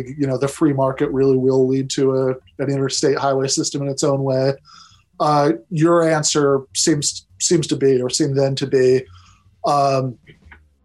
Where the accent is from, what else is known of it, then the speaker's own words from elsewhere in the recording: East Lansing, Michigan, United States; where I grew up in East Lansing, Michigan